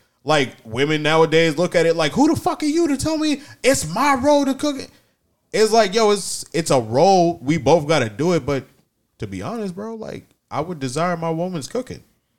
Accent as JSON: {"language": "English", "region": "New York", "country": "United States", "tie": "born or raised there", "said": "I grew up in New York and shit."}